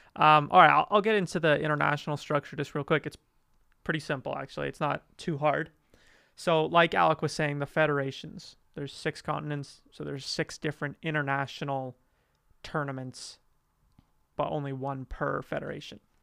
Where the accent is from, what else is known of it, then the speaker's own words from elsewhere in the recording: Calgary, Alberta, Canada; I'm from Calgary, Alberta. Canada.